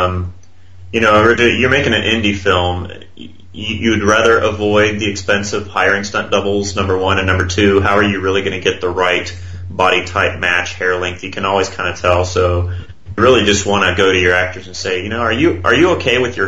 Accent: Texas, United States; I was born here

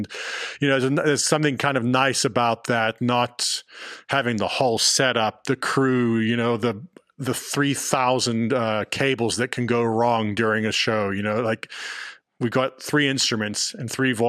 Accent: London, United Kingdom; born there; also born or lived in Johannesburg / Los Angeles; now in Austin, United States; I was born in London, then I lived in Johannesburg, we were in LA for the last 4 or 5 years, now we're out in Austin.

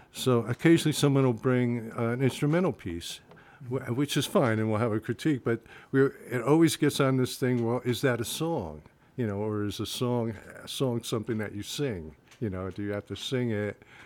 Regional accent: Rahway, New Jersey, United States; moved away as an adult; also born or lived in Bayonne, New Jersey; I'm originally from New Jersey, born in Bayonne, and uh, lived in Rahway, New Jersey most of my life

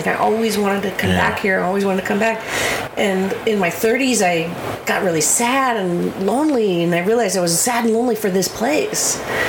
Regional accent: Fremont, California, United States; moved away as an adult; also born or lived in San Francisco / Oakland; now in Nevada County, United States; I grew up in Fremont, and then I lived in San Francisco for 10 years, and I lived in Oakland for 10 years, and then I moved here.

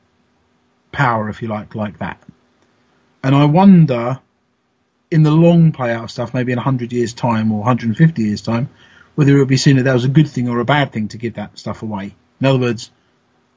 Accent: London, United Kingdom; moved away; I think I was born in London. I don't live there anymore

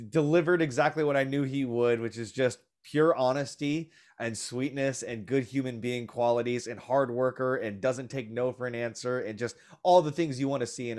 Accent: Florida, United States; growing up in Florida, I went to a private Catholic school for a bunch of years

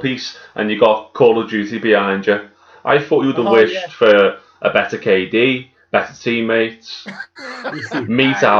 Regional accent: Birkenhead, North West England, United Kingdom; We're from Birkenhead, which is right near Liverpool.

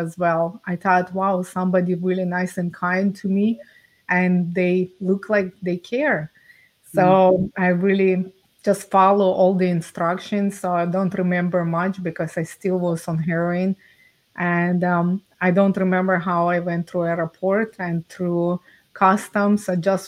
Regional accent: Ukraine; now in Canada; I was born and raised in Ukraine

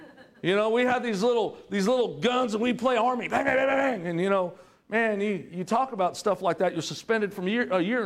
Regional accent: Southern California, United States; moved away as an adult; also born or lived in Broken Arrow, Oklahoma; I was from Southern California.

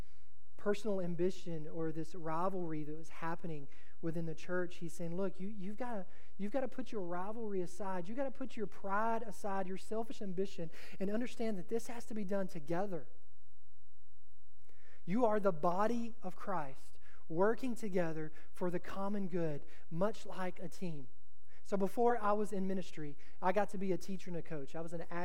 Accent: Texas, United States; I'm from Texas.

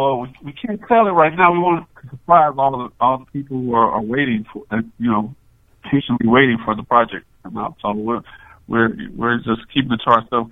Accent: Chicago, Illinois, United States; I'm from Chicago, so I got to give my hometown love.

